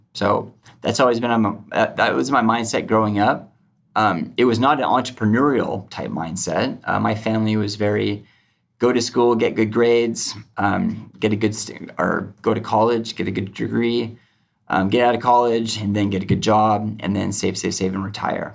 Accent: outside of Seattle, Washington, United States; I grew up just out of, outside of Seattle, about uh, 30 minutes

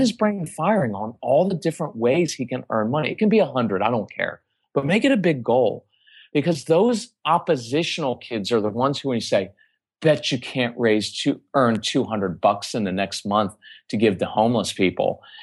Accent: Texas, United States; we're from Texas

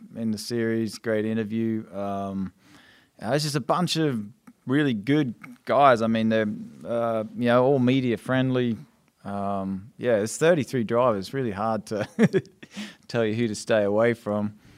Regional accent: Australia; moved away; as an Australian, that was the race you watched as a kid.

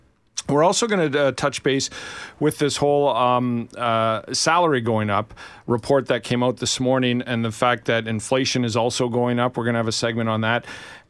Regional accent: Canada; as a Canadian

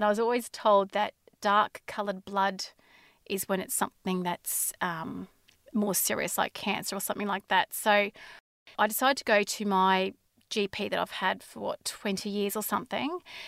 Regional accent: Inverell, New South Wales, Australia; born there; also born or lived in Brisbane; I was born in Australia, in Inverell, New South Wales. We moved around a lot as children because of my father's work. So I went to six different schools and then we moved to Brisbane when I was in about grade six.

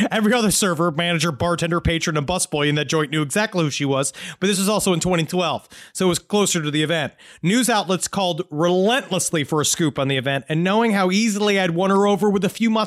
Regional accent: Virginia Beach, Virginia, United States; in my hometown of Virginia Beach, there's a guy who calls himself the Black Widow.

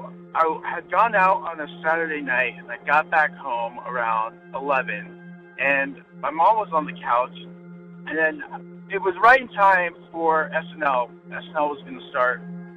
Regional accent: California, United States; I'm calling from Orange County, California. And in my hometown, one of the scariest places is called Black Star Canyon.

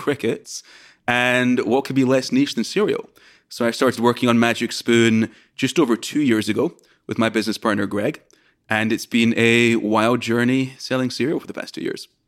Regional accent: Scotland, United Kingdom; moved away as an adult; now in United States; I'm from Scotland originally, came to the US to study at Brown

